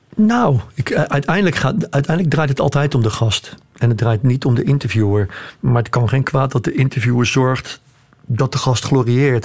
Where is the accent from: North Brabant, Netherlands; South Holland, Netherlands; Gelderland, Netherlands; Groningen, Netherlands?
South Holland, Netherlands; Rotterdam; Ik ben ook geboren in Rotterdam